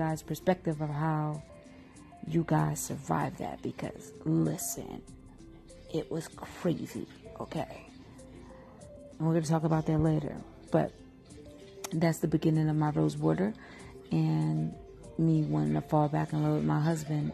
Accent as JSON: {"language": "English", "town": "Philadelphia", "region": "Pennsylvania", "country": "United States", "said": "I'm from Philly"}